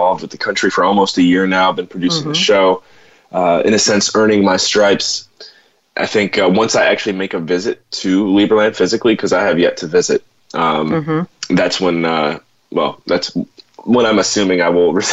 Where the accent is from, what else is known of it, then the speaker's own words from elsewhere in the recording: Cleveland, Ohio, United States; moved away as an adult; now in St. John's, Canada; I grew up in Cleveland